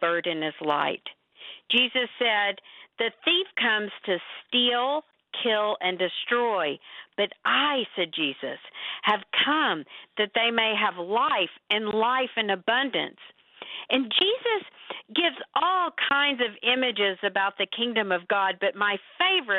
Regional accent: Texas, United States; also born or lived in Oklahoma; I was born in Oklahoma, born there and grew up in Texas.

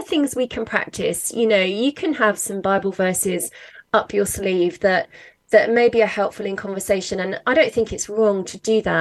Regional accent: London, United Kingdom; now in Worcester, United Kingdom; I was brought up in London, actually. But yeah, I've lived in Worcester, which is right in the middle of England.

